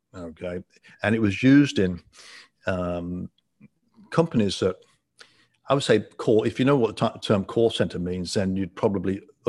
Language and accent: English; England, United Kingdom; moved away as an adult; also born or lived in Ottawa, Canada; now in Florida, United States; I'm from England and uh, born and raised in England